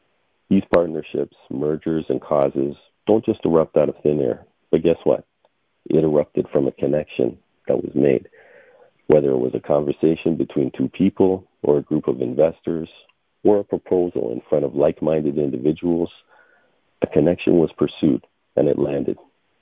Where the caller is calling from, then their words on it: Toronto, Ontario, Canada; I'm calling in from Toronto, Ontario, Canada